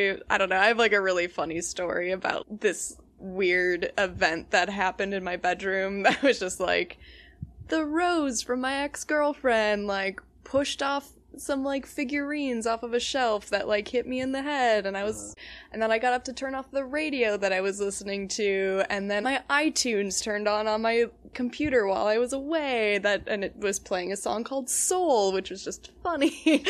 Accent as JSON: {"language": "English", "town": "Palmyra", "region": "Wisconsin", "country": "United States", "said": "I'm from Palmyra, Wisconsin, and that is the, like, southeastern tip of the Kettle Moraine Forest."}